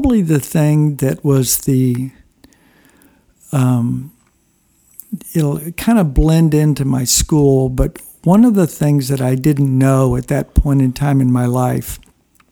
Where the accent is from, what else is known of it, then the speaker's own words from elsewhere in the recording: Houston, Texas, United States; also born or lived in Springfield, Missouri; my family moved to Houston, Texas. And that was an interesting experience to grow up in Texas.